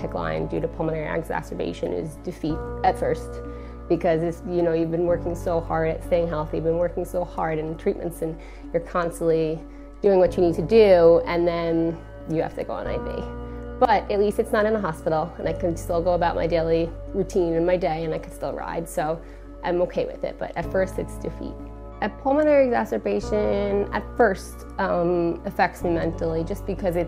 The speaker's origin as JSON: {"language": "English", "town": "Hicksville", "region": "New York", "country": "United States", "tie": "born or raised there", "said": "I grew up in Hicksville, New York on Long Island."}